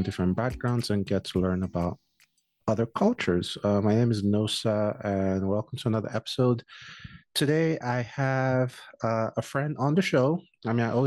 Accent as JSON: {"language": "English", "country": "Nigeria", "moved": "yes", "said": "as a Nigerian"}